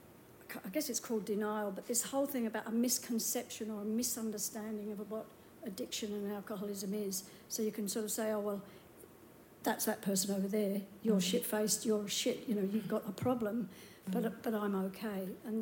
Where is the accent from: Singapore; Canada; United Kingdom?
United Kingdom; now in Australia; I'm 69 on Wednesday, so that's my excuse. it's this, like, and I'm British, so, but I'm Australian as well.